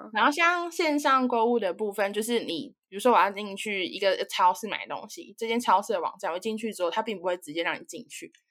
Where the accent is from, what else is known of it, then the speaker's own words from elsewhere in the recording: Taiwan; moved away as an adult; now in United Kingdom; 身为台湾人